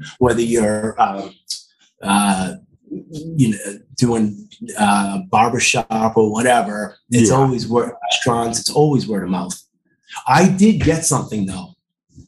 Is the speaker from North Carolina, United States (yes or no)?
no; Quincy, Massachusetts, United States; also born or lived in South Boston, Massachusetts; I grew up in Quincy. Mm-hmm. and I lived in South Boston most of my adult life